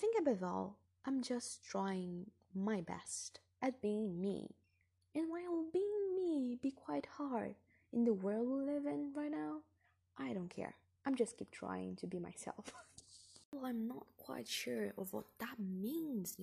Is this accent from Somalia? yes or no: no; Brazil; English is a second language; moved away as an adult; I'm not from here, I'm from Brazil, and I came to this different land.